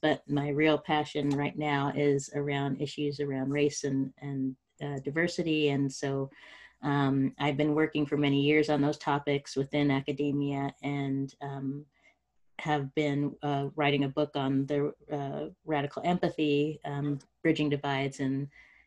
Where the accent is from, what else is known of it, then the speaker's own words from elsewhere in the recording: Spokane, Washington, United States; also born or lived in Los Angeles, California / Stanford, California / Austin, Texas; now in Menlo Park, United States; I grew up in Spokane, Washington, first generation college goer